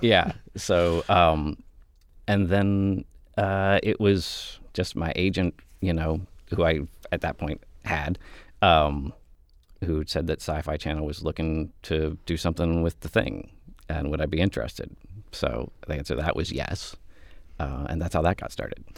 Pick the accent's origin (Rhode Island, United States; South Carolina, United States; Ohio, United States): Ohio, United States; Mansfield; moved away; I was from Mansfield. I had just graduated from film school